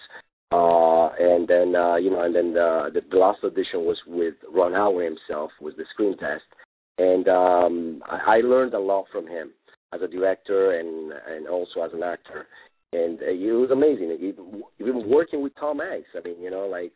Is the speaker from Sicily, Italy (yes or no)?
no; Rome, Lazio, Italy; English is a second language; moved away as an adult; now in Los Angeles, United States; in Rome, in my hometown